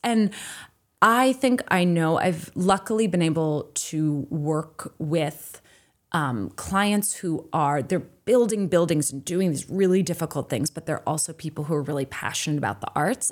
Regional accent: New Jersey, United States; also born or lived in Maine; now in Boston, United States; I grew up in New Jersey

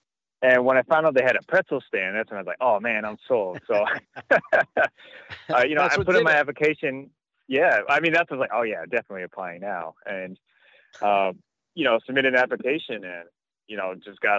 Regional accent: Hawaii, United States; born or raised there; moved away as an adult; also born or lived in Pittsburgh, Pennsylvania; now in Chicago, United States

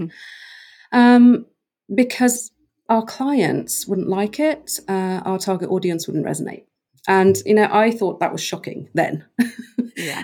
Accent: Norway; moved away as an adult; also born or lived in United Kingdom; I grew up in Norway on an island off the west mm. coast

